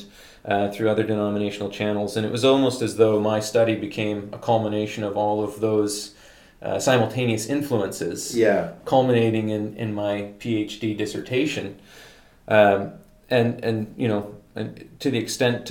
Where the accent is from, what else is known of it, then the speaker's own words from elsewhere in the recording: London, Ontario, Canada; growing up in London, Ontario